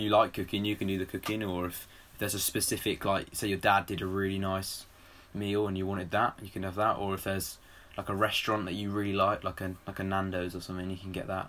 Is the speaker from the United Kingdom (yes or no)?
yes; England, United Kingdom; We're English.